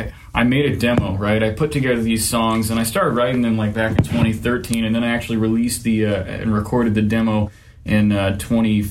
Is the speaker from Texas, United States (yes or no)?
yes; Dripping Springs, Texas, United States; I grew up out in Dripping Springs, and that's west of Texas